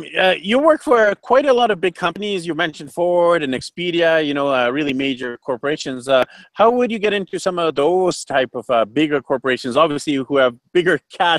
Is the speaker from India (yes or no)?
no; Canada; first language English; I'm a native speaker because I was born and raised in Canada.